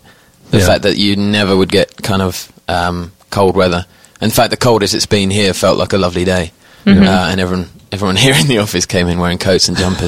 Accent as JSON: {"language": "English", "country": "United Kingdom", "also_born_or_lived": "London", "accent": "British", "moved": "as an adult", "lives_now": "United States", "said": "I'm British."}